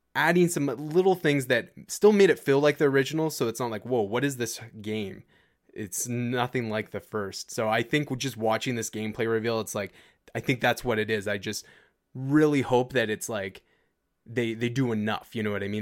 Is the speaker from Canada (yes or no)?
yes; Canada; as a Canadian